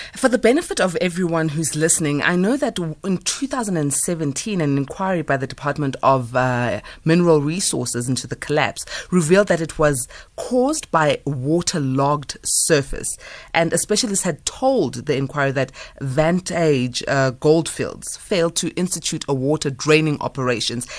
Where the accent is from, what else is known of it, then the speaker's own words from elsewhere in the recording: South Africa; we are facing as South Africans